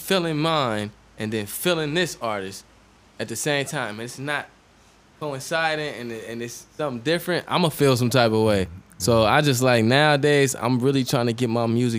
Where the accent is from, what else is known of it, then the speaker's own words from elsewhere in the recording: Los Angeles, California, United States; also born or lived in Orange, New Jersey / Michigan; I lived out here in elementary school